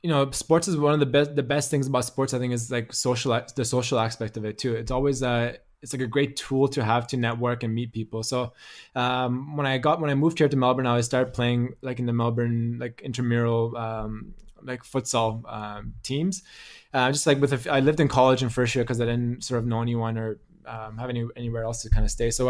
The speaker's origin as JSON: {"language": "English", "country": "Canada", "said": "He's like, \"Oh, your accent. Like, where are you from?\" I'm like, \"Oh, I'm from Canada.\""}